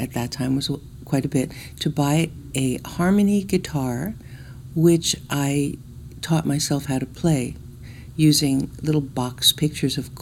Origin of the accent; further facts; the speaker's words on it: Newark, New Jersey, United States; I was born in Newark, New Jersey.